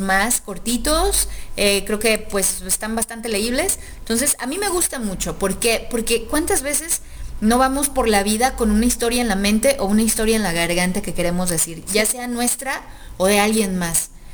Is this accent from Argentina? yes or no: no; Guadalajara, Jalisco, Mexico; los que nacemos aquí como tapatíos